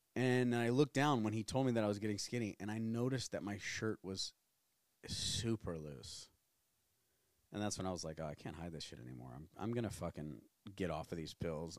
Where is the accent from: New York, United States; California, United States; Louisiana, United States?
Louisiana, United States; New Orleans; moved away; also born or lived in Tennessee; we're both from New Orleans